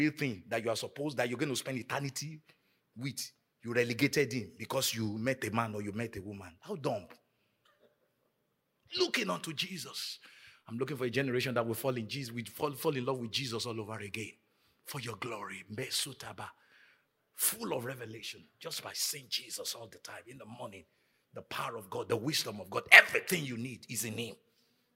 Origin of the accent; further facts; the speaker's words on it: Nigeria; moved away; growing up in Nigeria